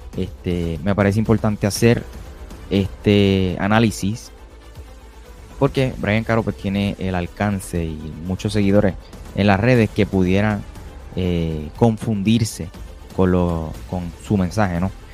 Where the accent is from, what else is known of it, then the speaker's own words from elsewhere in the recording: Puerto Rico; soy de Puerto Rico, residente